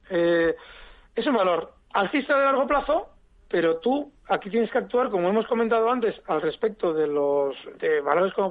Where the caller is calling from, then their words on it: Zaragoza, Aragon, Spain; Hola, buenas tardes. Soy … de Zaragoza.